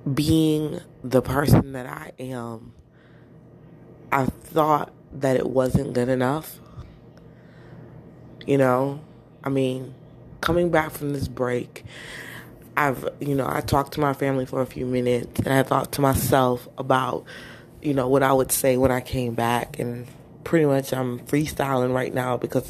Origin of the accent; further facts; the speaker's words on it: New Jersey, United States; accent: Jersey; also born or lived in Florida; I lost my Jersey accent when I was living with my mom, my adoptive mother, in Florida. And I tried to get it back a little bit.